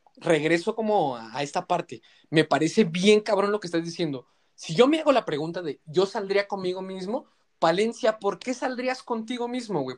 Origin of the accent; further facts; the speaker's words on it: Mexico; como sociedad mexicana que nos encanta el desmadre